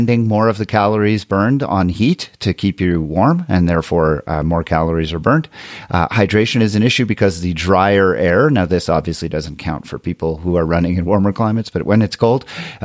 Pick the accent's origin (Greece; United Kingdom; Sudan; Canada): Canada; Montreal, Quebec; now in Colorado, United States; I'm from Montreal, where I used to run outside in like -10 all the time.